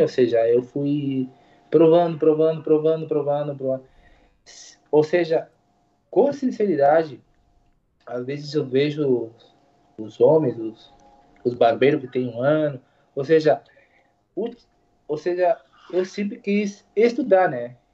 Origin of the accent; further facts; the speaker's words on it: Uruguay; Portuguese is a second language; Eu sou uruguaio, mas falo português